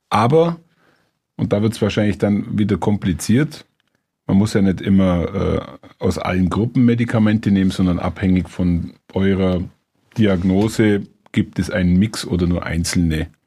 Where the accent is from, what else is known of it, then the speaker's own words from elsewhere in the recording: Bavaria, Germany; komme ich ja aus dem Allgäu und bin in ländlicher Gegend aufgewachsen